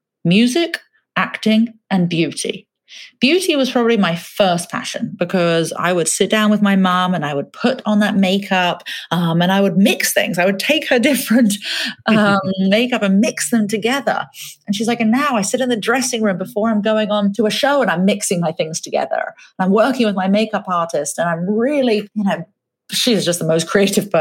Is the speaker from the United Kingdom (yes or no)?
yes; England, United Kingdom; moved away; I grew up in England, I'd probably spend 4 or 5 hours a day watching TV as a kid.